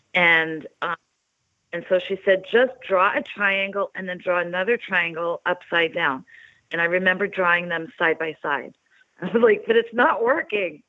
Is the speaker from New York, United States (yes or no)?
yes; Oceanside, New York, United States; I'm from New York. I'm from Long, Long Island. I'm from Oceanside. I'm from 222 Skillman Avenue